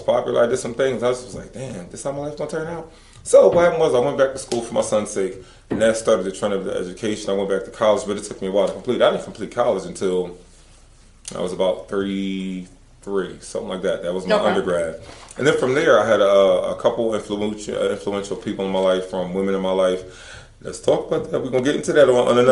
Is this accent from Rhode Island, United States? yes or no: no; Philadelphia, Pennsylvania, United States; moved away; growing up in Philly